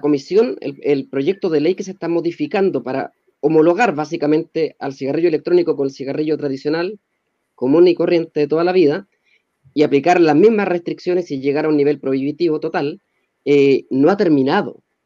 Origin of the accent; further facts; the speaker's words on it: Chile; como chilenos